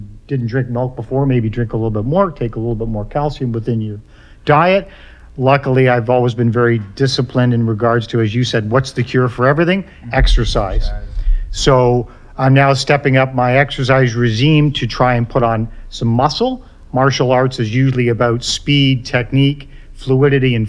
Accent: Ireland; I'm Irish

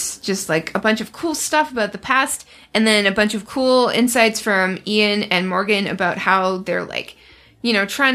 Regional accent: Canada; I'm Canadian

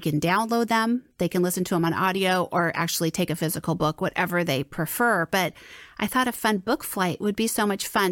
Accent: Southern California, United States; moved away as an adult; also born or lived in Florida; now in Saint Louis, United States; I was born and raised in Southern California, as was my husband

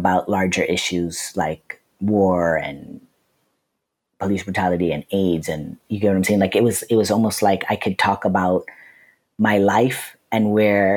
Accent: Lancaster, California, United States; I grew up in Lancaster, California

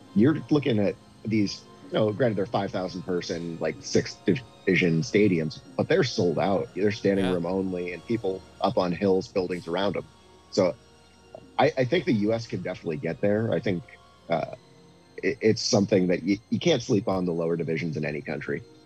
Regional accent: New England, United States; now in Omaha, United States; I grew up in New England

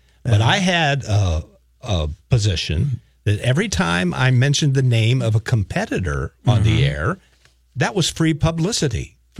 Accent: Indiana, United States; now in Minnesota, United States; I'm from Indiana.

